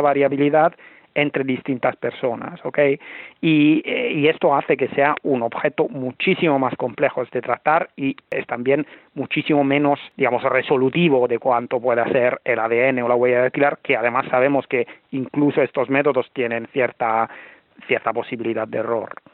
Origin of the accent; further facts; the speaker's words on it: Italy; moved away as an adult; now in Barcelona, Spain; yo soy italiano, llevo un tiempo viviendo en Barcelona